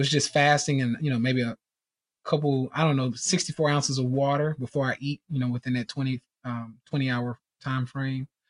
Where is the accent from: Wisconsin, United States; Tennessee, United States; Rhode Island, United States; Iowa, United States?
Tennessee, United States; Nashville; I'm from Nashville, Tennessee, born and raised here